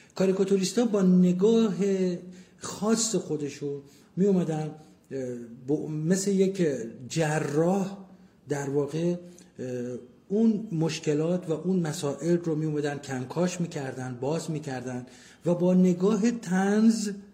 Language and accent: Persian; Abadan, Khuzestan, Iran; متولد 1352 آبادان